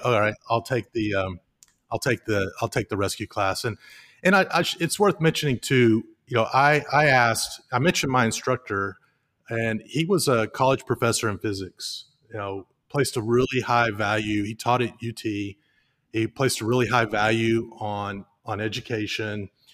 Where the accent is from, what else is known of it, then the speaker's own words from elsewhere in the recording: Highland Lakes, Lake LBJ, Texas, United States; I grew up on the Highland Lakes all my life. My, my bed growing up as a child was literally fifty feet from the shores of Lake L B J